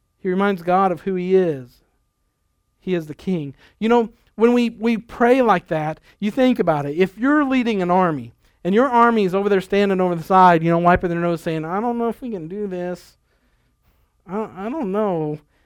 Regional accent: Lexington, Nebraska, United States; we were growing up in Nebraska in a real small town, uh, Lexington

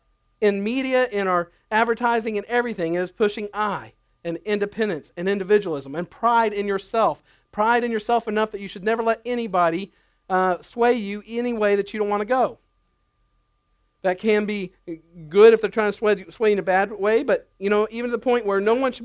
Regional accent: United States; As Americans

